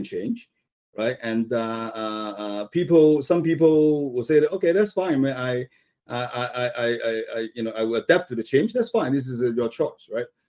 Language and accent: English; Hong Kong; moved away; I came from Hong Kong